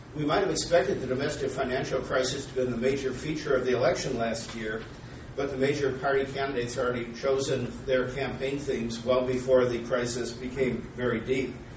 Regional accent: Minnesota, United States; I'm from Minnesota

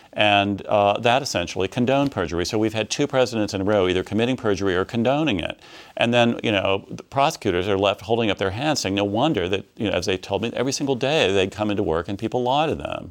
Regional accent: Midwest, United States; I grew up in the Midwest in a small city

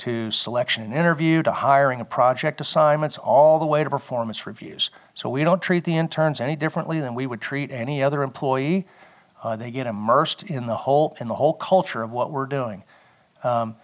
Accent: Ohio, United States; I grew up in Ohio

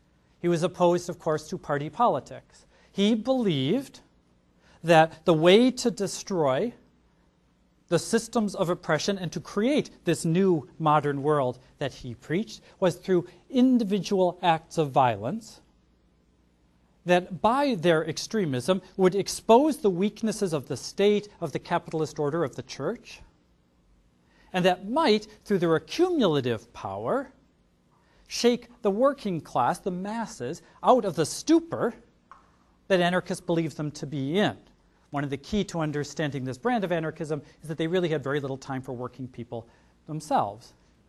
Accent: Detroit, Michigan, United States; I'm from Detroit. I can make those jokes.

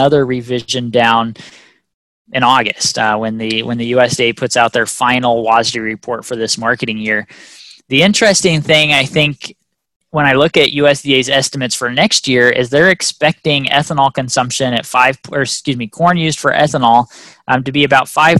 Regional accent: Missouri, United States; moved away as an adult; now in Ohio, United States; I'm from Missouri. I didn't fly to go home this summer. Instead, I drove home.

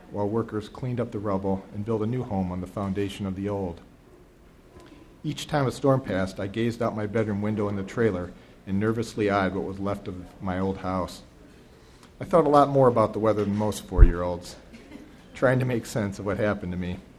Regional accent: Toledo, Ohio, United States; Each evening, I hand printed the forecast for my hometown of Toledo, Ohio.

